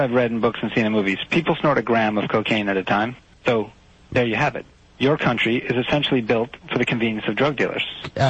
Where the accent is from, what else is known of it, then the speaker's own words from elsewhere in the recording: United States; as an American